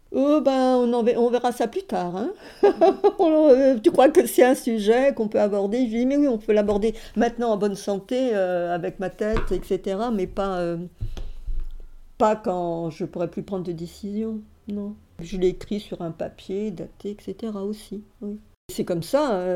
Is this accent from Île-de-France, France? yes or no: yes; Paris, Île-de-France, France; je suis née à Paris, fin 1946.